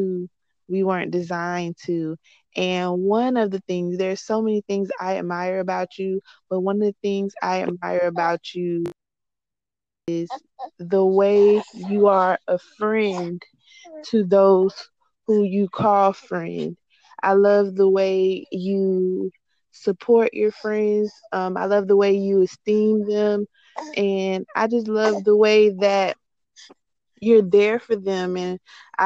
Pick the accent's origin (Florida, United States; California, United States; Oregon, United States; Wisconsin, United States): Florida, United States; North; moved away as an adult; also born or lived in Jacksonville, Florida; now in Central Florida, United States; I am from North Florida, but my husband and I decided to move to Central Florida